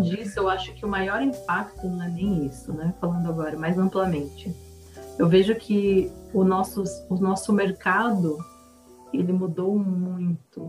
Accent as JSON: {"language": "Portuguese", "country": "Brazil", "said": "Somos brasileiros"}